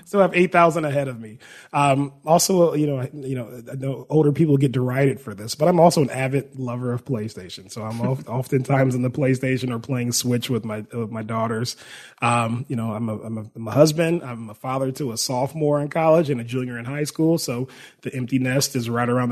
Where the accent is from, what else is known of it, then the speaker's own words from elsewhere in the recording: Milwaukee, Wisconsin, United States; moved away as an adult; now in Arizona, United States; I grew up in Milwaukee, Wisconsin.